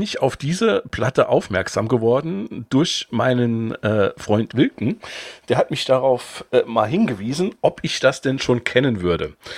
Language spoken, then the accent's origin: German; Saarbrücken area, Saarland, Germany; wo ich quasi fast jeden Tag von der Schule nach, nach Hause gefahren bin aus Saarbrücken